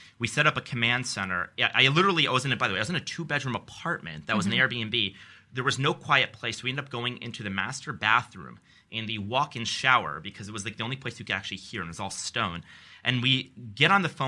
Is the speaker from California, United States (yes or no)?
no; Albany, New York, United States; growing up, my parents are social workers. So the first time I was ever on an airplane, I went to St. Louis, and I thought that was like going to a foreign country. And I was from Albany, New York